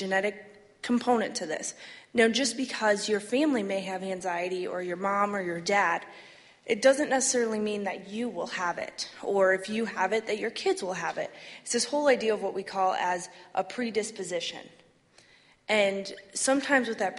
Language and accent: English; Flint, Michigan, United States; I grew up in Flint